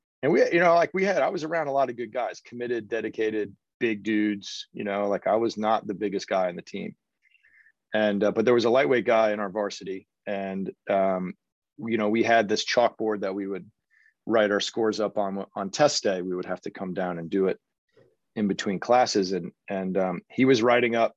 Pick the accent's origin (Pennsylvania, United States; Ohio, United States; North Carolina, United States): Ohio, United States; Cincinnati; moved away as an adult; also born or lived in Seattle / Princeton / Oklahoma City; I grew up in just north of Cincinnati